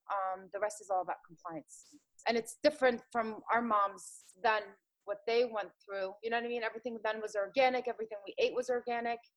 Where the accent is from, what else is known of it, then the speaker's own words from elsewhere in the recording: Philadelphia, Pennsylvania, United States; also born or lived in Jordan; I lived in South Philly. So I'm back to my hometown